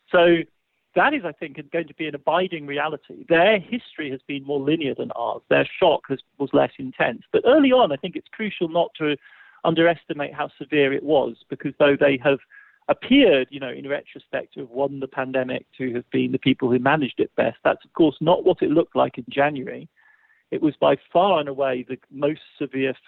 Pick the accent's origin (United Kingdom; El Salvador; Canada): United Kingdom; England; I'm English, you know, I'm English